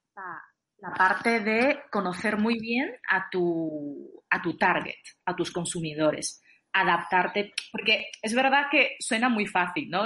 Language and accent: Spanish; China; moved away; yo nací en China, pero ya llevo mucho tiempo fuera del país